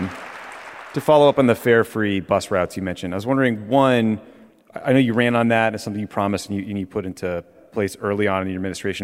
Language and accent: English; Dedham, Massachusetts, United States; as a Bostonian, it's so great to have you. Well, I'm from Dedham, technically